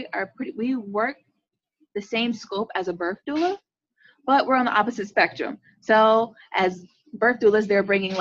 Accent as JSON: {"language": "English", "region": "Central Florida", "country": "United States", "tie": "born or raised there", "said": "born and raised in Central Florida"}